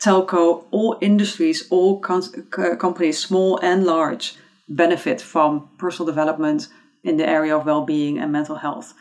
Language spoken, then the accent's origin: English; Eindhoven, North Brabant, Netherlands; born and raised in Eindhoven in the Netherlands